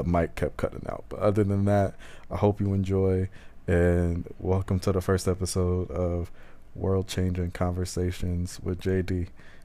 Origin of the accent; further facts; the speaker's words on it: Trotwood, Ohio, United States; I grew up a little bit outside of Dayton in a place called Trotwood